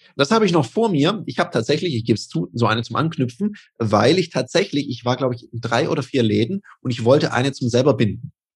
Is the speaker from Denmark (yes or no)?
yes; Denmark; now in Switzerland; Ich bin ja auch in Dänemark aufgewachsen